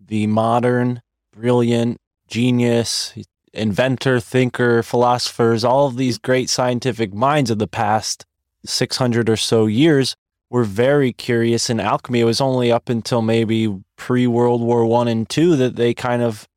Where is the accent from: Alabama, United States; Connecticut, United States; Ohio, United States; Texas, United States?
Connecticut, United States; I'm from Connecticut, live in Connecticut, mm-hmm. been here my whole life.